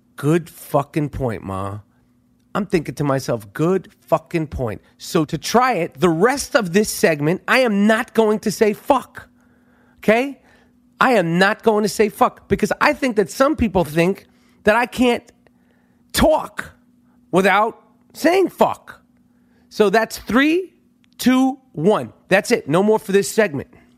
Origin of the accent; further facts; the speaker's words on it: New York, United States; moved away as an adult; now in California, United States; I'm from New York.